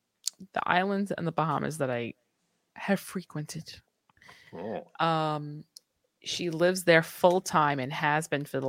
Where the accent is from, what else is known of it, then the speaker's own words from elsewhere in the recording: New York, United States; I was telling her I was from New York and I used to be in fashion